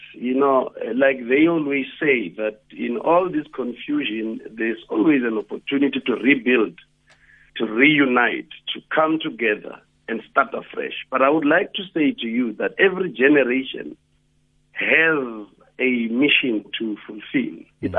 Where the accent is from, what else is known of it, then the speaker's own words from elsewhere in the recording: Johannesburg, Gauteng, South Africa; like you have called me there. I grew up in Alexandra, actually born here, and was raised here in Alex.